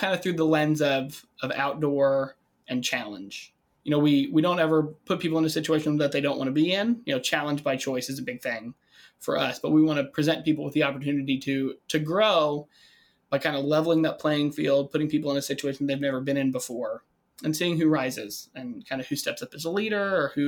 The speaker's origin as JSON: {"language": "English", "region": "Kentucky", "country": "United States", "tie": "born or raised there", "moved": "as an adult", "lives_now": "Lake Geneva, United States", "said": "Born and raised in Kentucky. Went to college there."}